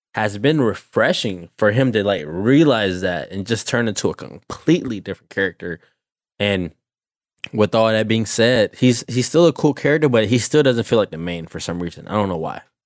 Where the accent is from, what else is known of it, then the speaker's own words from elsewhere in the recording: Savannah, Georgia, United States; I'm a kid from the Savannah, Georgia area